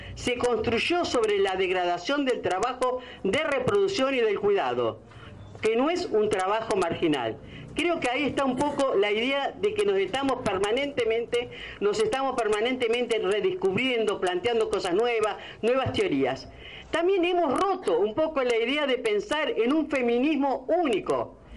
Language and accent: Spanish; Argentina; este argentinismo que tenemos